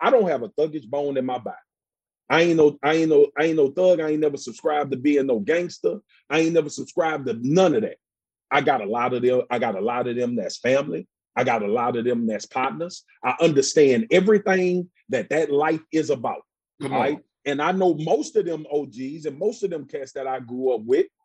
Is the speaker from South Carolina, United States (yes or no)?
no; Baton Rouge, Louisiana, United States; accent: Southern drawl; moved away as an adult; also born or lived in Dallas, Texas / Baltimore / Charlotte; I'm from South Baton Rouge